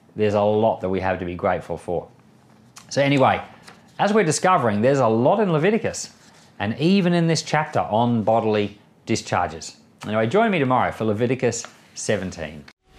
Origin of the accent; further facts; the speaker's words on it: Australia; I'm an Australian citizen, but my wife's an American citizen